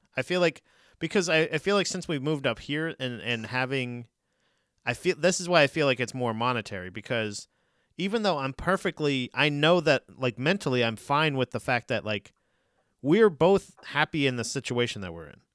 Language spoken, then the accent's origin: English; Florida, United States; moved away; growing up in Florida